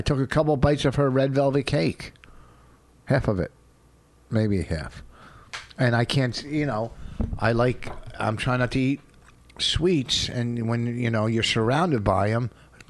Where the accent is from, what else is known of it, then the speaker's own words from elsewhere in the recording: Canada; quit being Canadian and go, you know what?